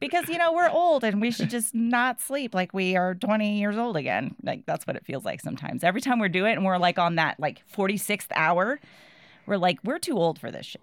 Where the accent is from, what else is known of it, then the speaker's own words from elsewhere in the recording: New Bedford, Massachusetts, United States; I was born in New Bedford, Massachusetts